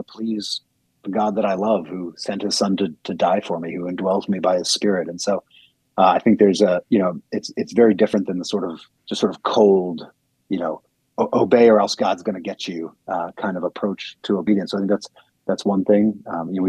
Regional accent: United States; as American Christians

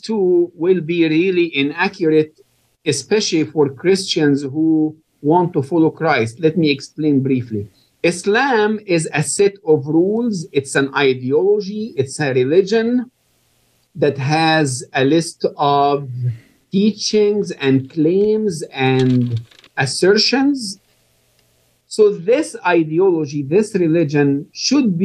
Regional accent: Egypt; moved away; I was born and raised in Egypt

